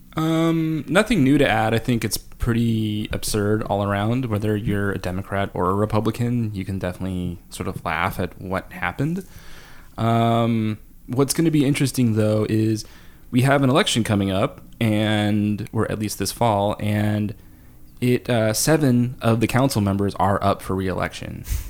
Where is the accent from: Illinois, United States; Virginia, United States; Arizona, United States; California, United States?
California, United States; now in Seattle, United States; I grew up in California where it's just like your summer is stark, zero clouds uh, zero wind, no breeze.